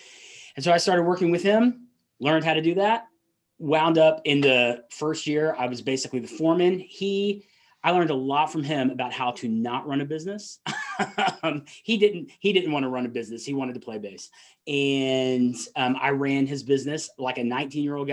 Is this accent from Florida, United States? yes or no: no; Atlanta, Georgia, United States; accent: Southern; I grew up in Atlanta, still live in that area